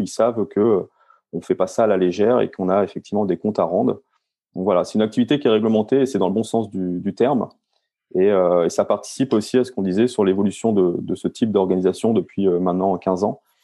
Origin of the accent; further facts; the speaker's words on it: Rouen, Normandy, France; Je suis euh, rouennais, euh, donc euh, je vis en Normandie euh, quand je suis en, France